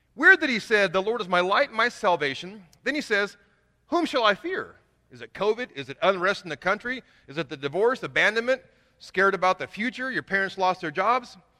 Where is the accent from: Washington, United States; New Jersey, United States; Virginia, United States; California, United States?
California, United States; Kingsburg; moved away; also born or lived in Indiana / Huntington Beach, California; God called me back to my hometown about eight years ago